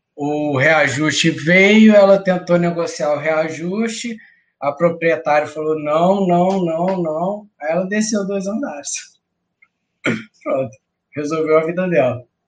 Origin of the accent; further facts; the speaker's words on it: Cataguases, Minas Gerais, Brazil; Cataguases, Minas Gerais, perto de Juiz de Fora